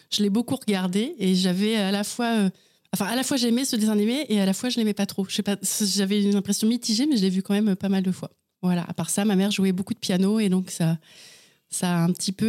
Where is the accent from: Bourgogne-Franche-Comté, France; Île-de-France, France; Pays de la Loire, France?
Pays de la Loire, France; Angers; also born or lived in Vernon / Chartres / Laval; alors, je suis née à Vernon, dans l'Eure. J'y ai vécu à peu près six ans jusqu'à la séparation de mes parents. Ensuite, j'ai vécu une année à Chartres, euh, quelques années à Angers.